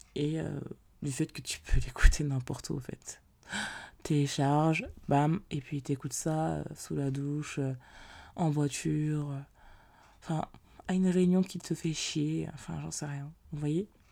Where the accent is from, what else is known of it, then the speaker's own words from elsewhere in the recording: Paris, Île-de-France, France; je suis originaire de Paris